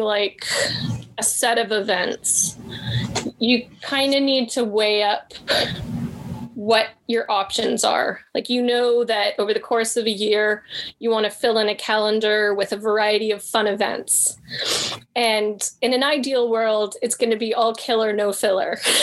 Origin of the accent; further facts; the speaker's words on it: Canada; I'm Canadian.